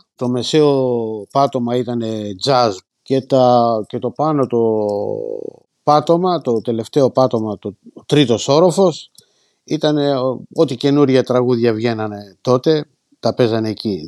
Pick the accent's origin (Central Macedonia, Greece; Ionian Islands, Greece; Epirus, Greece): Epirus, Greece; Margariti; moved away as an adult; now in Northampton, United Kingdom; Ήρθα από Μαργαρίτη πρωτίας κατευθείαν Ορθάμπτον